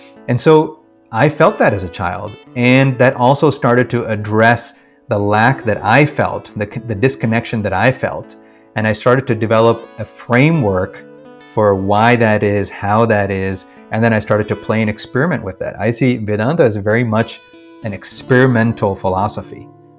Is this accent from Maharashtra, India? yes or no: no; Kerala, India; also born or lived in Washington, D.C., United States; So, yes, I was born in Washington, D.C. And then within a year or two, I think, we moved back to India, actually. So my first memories are from Kerala, in the village